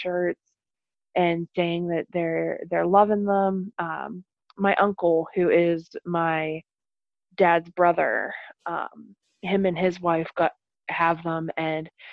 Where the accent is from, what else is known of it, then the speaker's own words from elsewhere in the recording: Arnold, Pennsylvania, United States; now in Meadville, United States; my hometown of Arnold